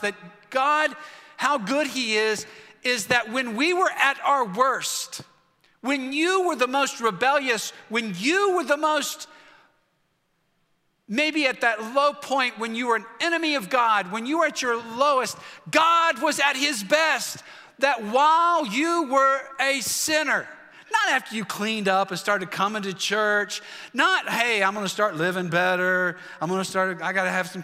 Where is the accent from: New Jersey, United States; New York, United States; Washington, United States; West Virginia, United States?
West Virginia, United States; I'm from West Virginia.